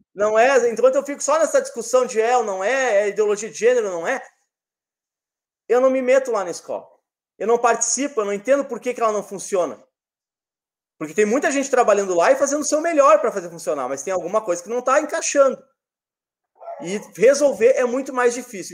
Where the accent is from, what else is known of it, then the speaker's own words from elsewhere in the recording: Rio Grande do Sul, Brazil; Rio Grande do Sul, terra do Félix, minha terra